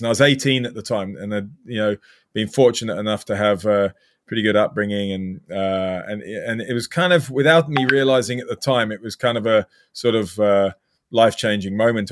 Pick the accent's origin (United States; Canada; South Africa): South Africa; moved away as an adult; also born or lived in North Devon, England; now in United Kingdom; I'm British, but I've lived my whole life in South Africa